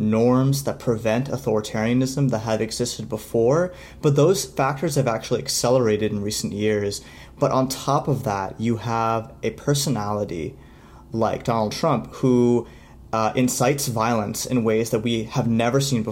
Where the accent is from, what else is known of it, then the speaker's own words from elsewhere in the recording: United States; as an American